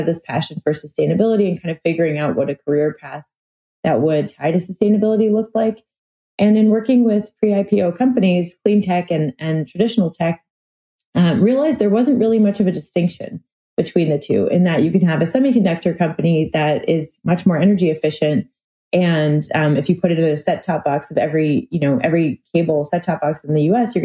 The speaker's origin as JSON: {"language": "English", "town": "New York City", "region": "New York", "country": "United States", "tie": "born or raised there", "also_born_or_lived": "Park City, Utah", "moved": "as an adult", "said": "I grew up in New York City"}